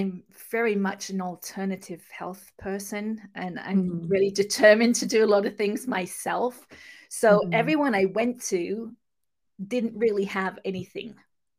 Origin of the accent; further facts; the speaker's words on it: England, United Kingdom; accent: mixed accent; now in California, United States; I'll just let you know that I'm actually from England, but live in California. So I have kind of a mixed accent.